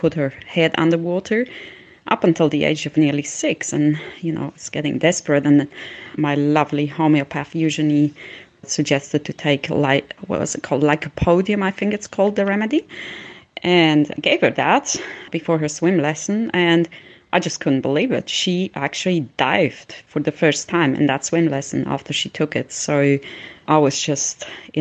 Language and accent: English; Switzerland; I grew up in Switzerland, where homeopathy is quite popular